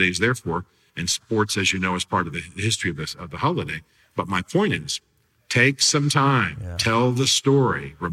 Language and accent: English; United States; as American Christians